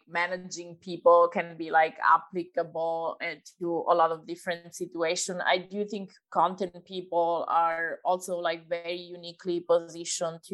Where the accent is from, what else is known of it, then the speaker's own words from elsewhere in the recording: Italy; moved away; I'm originally from Italy